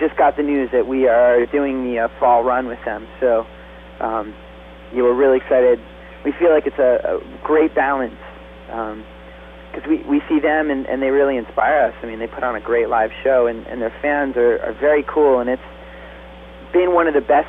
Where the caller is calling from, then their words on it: Woodstock, New York, United States; Woodstock, New York.